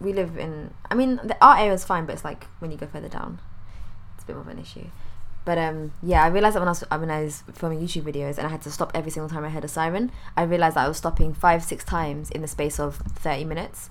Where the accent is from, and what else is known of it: United Kingdom